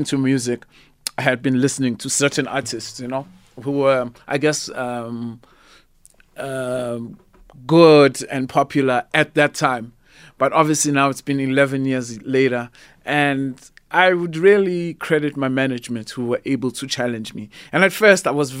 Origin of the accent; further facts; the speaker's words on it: South Africa; see myself as just a South African artist